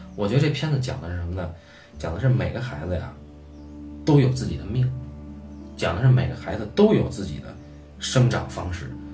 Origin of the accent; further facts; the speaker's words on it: China; 我们中国人